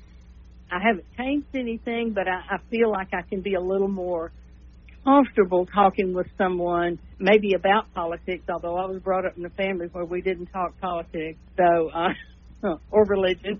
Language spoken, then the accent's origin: English; El Dorado, Arkansas, United States; now in Shreveport, United States; I was born in El Dorado, even though I live in Shreveport now